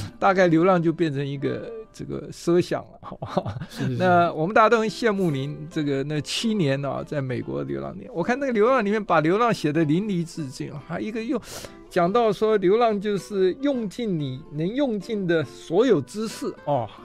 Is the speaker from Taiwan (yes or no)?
yes; southern Taiwan, Taiwan; moved away; 尤其是乡下长大小孩，我小时候在南部长大